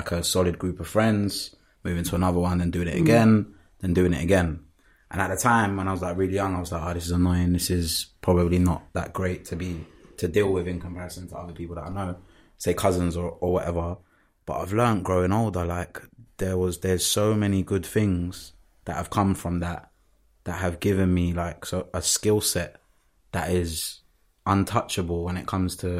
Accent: London, United Kingdom; also born or lived in Dudley, West Midlands; Was first born in Dudley, up in the West Midlands. And then from there moved due to the failing of the relationship between my mum and my dad to South London when I was really young. Moved around a bit in South Lond

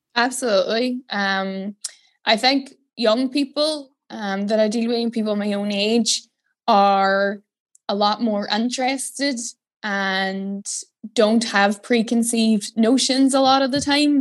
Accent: Derry, Northern Ireland, United Kingdom; moved away as an adult; now in Dublin, Ireland; I'm from Derry.

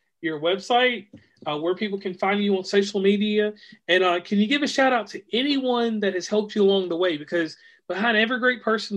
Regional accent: Virginia, United States; now in West Virginia, United States; I'm from Virginia

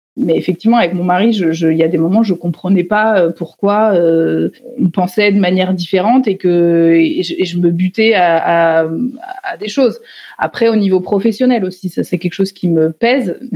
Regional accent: Nevers, Bourgogne-Franche-Comté, France; Je suis née à Nevers, dans une famille, euh, on va dire, assez classique euh, française.

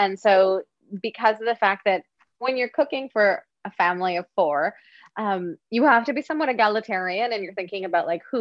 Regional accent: Montreal, Quebec, Canada; born in Montreal

